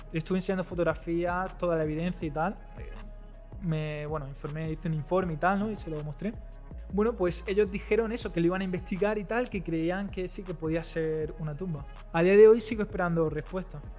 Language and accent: Spanish; Almería, Andalusia, Spain; yo soy de Almería